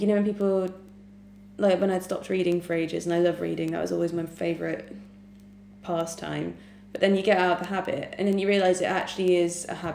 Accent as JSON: {"language": "English", "town": "Solihull", "region": "West Midlands", "country": "United Kingdom", "said": "I'm from Solihull"}